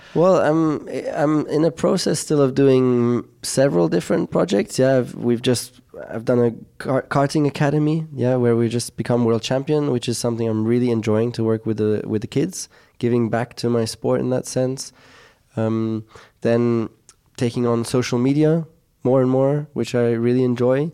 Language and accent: English; Monaco; growing up in Monaco